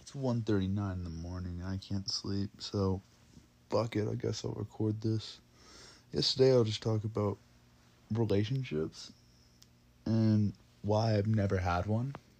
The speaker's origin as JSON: {"language": "English", "town": "Dawsonville", "region": "Georgia", "country": "United States", "tie": "born or raised there"}